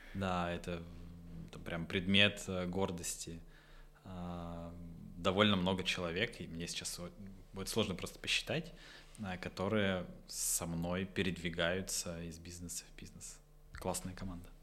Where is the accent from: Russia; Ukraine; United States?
Russia; Votkinsk, Udmurtia; also born or lived in Izhevsk; я из Воткинска